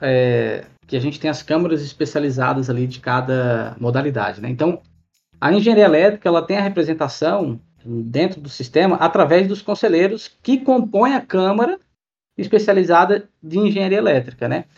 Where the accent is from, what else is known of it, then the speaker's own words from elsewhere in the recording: Florianópolis, Santa Catarina, Brazil; also born or lived in Goiás; now in Cuiabá, Brazil; sou natural de Florianópolis, mas há, ah, há tempos moro na, na região centro-oeste e alguns anos vim para Cuiabá por conta de trabalho